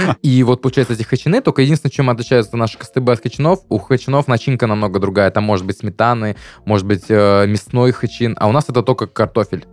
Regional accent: Salavat, Bashkortostan, Russia; moved away as an adult; also born or lived in Ufa, Russia; now in Krasnodar, Russia; в моем родном городе, где моя бабушка сейчас живет, Салават, что в Уфе, где вот учился 4 года, прям вот сформировался

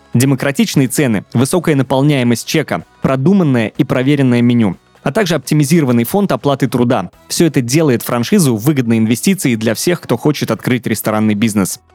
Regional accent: Penza, Penza Oblast, Russia; я из небольшого города, угу. Пенза, 650 тысяч населения

